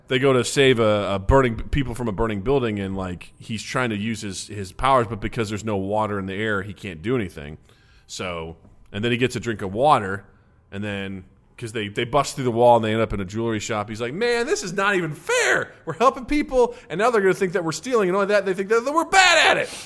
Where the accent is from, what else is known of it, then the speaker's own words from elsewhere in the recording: Kirksville, Missouri, United States; moved away; My hometown, not nearly as bad as a lot of other places in Missouri